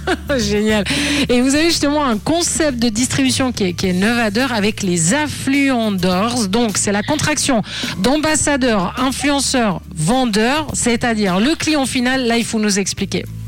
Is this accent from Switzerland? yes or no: yes; Morges, Vaud, Switzerland; je suis de Morges